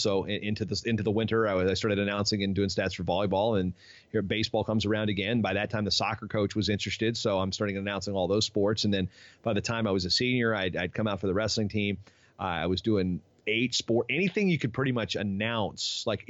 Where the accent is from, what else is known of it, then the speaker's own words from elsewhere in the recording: Newport News, Virginia, United States; also born or lived in Poquoson, Virginia; And I grew up in southeastern Virginia. I grew up in Newport News, Virginia. They moved to 10 miles away to this town called Pocosin, which is right on the Chesapeake Bay, a little fishing village, kind of almost backwoods-ish.